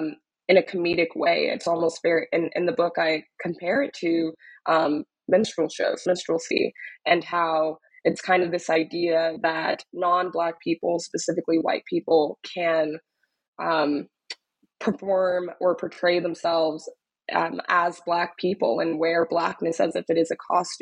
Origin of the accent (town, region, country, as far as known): Dallas, Texas, United States; born or raised there; moved away as an adult; also born or lived in Austin; now in New York, United States